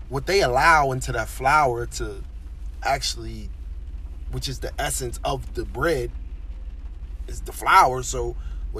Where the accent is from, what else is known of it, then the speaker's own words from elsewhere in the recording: Philadelphia, Pennsylvania, United States; moved away as an adult; now in Pennsauken, United States; I currently reside in Pensauken, New Jersey. I mean, I was raised in West Philadelphia, North Philadelphia, all around the city.